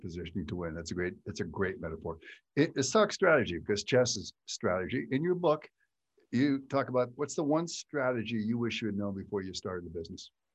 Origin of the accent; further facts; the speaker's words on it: Western Pennsylvania, United States; I grew up in Western Pennsylvania, small town